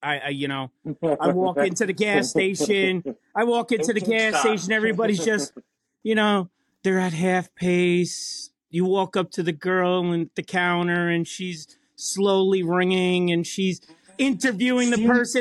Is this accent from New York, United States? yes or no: yes; New York, United States; us New Yorkers